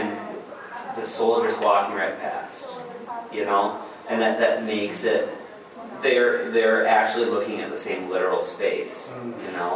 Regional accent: Grand Rapids, Michigan, United States; I'm from Grand Rapids

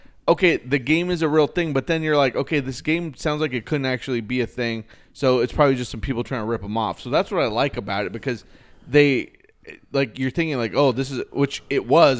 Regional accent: California, United States; we're all from California.

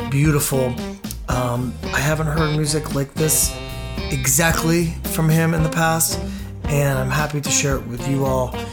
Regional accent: Potomac, Maryland, United States; Aaron Siegel and I grew up together in Potomac, Maryland, outside Washington, D.C.

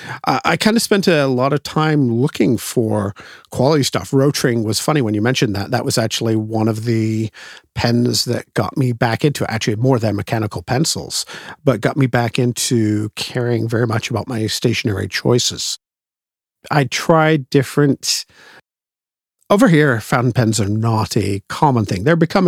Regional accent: England, United Kingdom; Believe it or not, despite the accent, I am originally English.

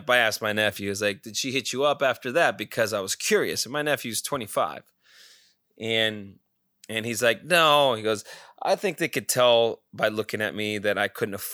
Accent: Scottsdale, Arizona, United States; we did say yeah we're from Scottsdale area

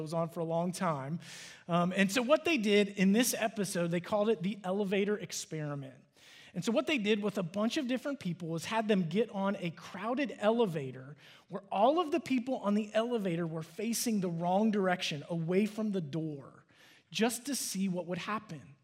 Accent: Cincinnati, Ohio, United States; now in Dallas, United States; I'm from Cincinnati

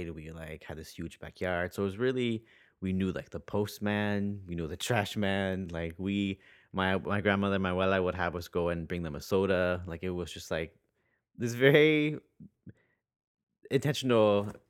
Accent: Santa Ana, California, United States; Santa Ana, which is in Orange County. And I grew up.

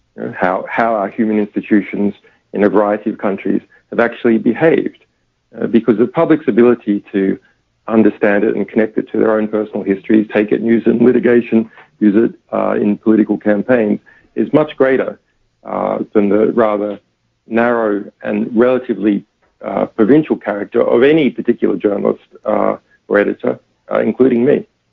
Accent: Australia; even as an Australian

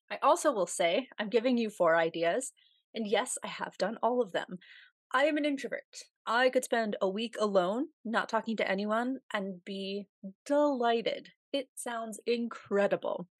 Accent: United States; accent: American; also born or lived in Russia; who heard my accent and were like, "Oh my God, I've always wanted to meet an American

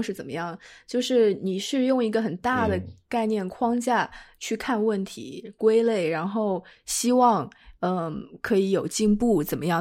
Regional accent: China; now in United States; 从小在嗯。国内长大，我不过是过来几，几年，可能暂时生活在这里

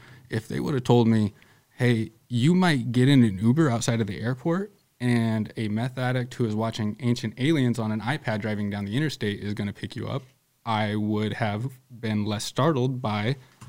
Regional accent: Northwest Iowa, United States; I say Northwest Iowa. And they're like, what's it like there? And I'm like, you know, I really like it because the city I live in is really diverse.

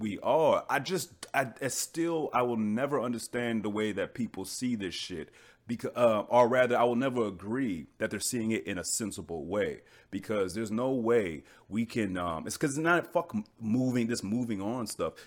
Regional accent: United States; I'm American

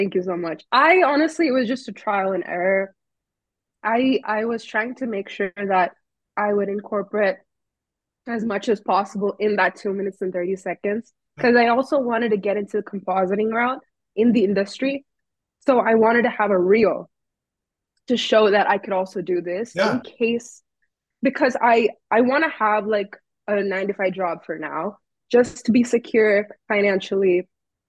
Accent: California, United States; born there; also born or lived in Texas / India; now in New York, United States; I was born in California, lived there for a while, and then I moved to Texas, lived there for a while. I even lived in India for a couple of years, and then for college, I moved to New York.

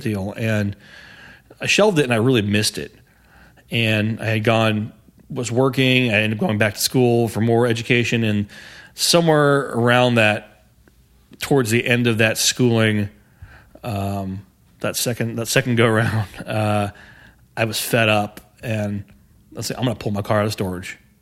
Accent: Houston, Texas, United States; I grew up on the northeast side of, uh, Houston

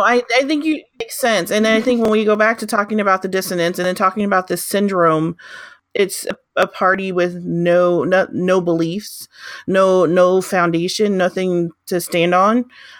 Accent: Arkansas, United States; I grew up, well, did part of my growing up in Arkansas.

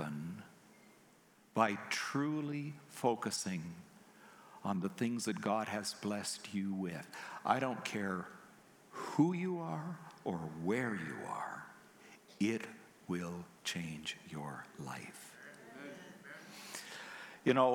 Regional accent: Canada; I'm Canadian

